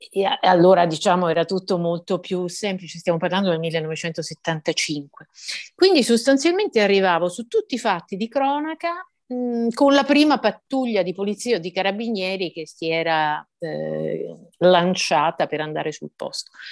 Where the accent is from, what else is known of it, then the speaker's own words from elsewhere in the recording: Messina, Sicily, Italy; moved away as an adult; also born or lived in Palermo / Rome; io sono nata a Messina, come lei diceva, sono cresciuta là, eh, me ne sono andata a 21 anni dalla città perché, per andare a fare il giornalismo, insomma, prima a Palermo, poi a Roma.